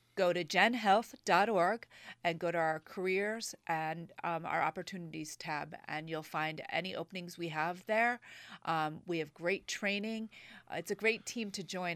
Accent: Manchester and Old Saybrook, Connecticut, United States; also born or lived in Boston, Massachusetts; I've lived in Connecticut all my life. I grew up in Manchester and Old Saybrook, Connecticut.

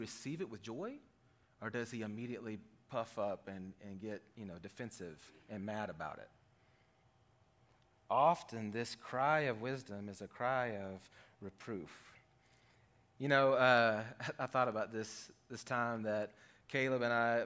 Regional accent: Arkansas, United States; we're from Arkansas

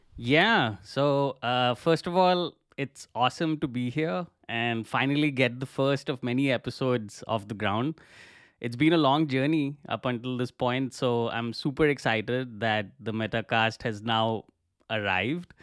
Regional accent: India; moved away as an adult; now in Cologne, Germany; I'm originally from India and have been living in Cologne in Germany for about the past five years

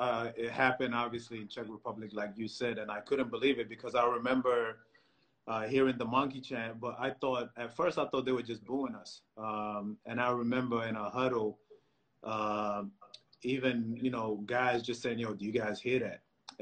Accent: Egypt; I remember growing up in Egypt, and, you know, some people might not say it, but there's a lot of racism in Egypt

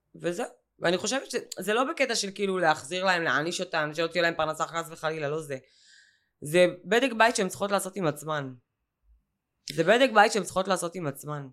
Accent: Ashkelon, Southern District, Israel; בתור אשקלונית שחיה את זה שנים על גבי שנים

